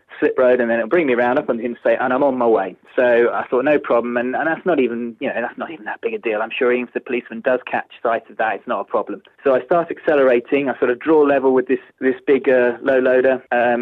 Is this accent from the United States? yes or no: no; England, United Kingdom; I was English